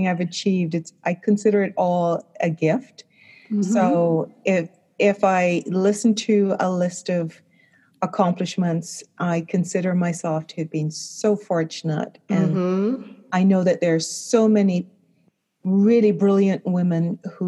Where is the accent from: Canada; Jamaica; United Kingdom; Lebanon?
Jamaica; Kingston; I was born in Kingston, Jamaica.